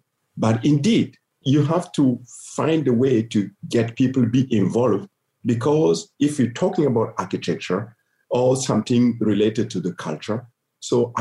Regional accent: Gando, Centre-Est, Burkina Faso; moved away as an adult; also born or lived in Berlin, Germany; Gando, my hometown

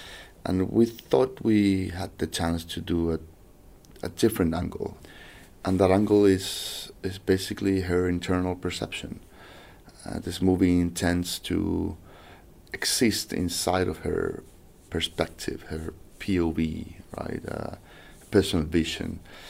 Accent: Chile; English is a second language; I'm from South America, from Chile, so there's nothing that could be further away from my reality and my culture and education than the royal family

